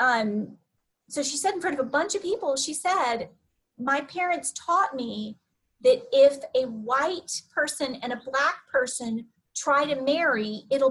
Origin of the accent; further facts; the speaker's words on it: Southwest, United States; moved away; I grew up in the Southwest, not the South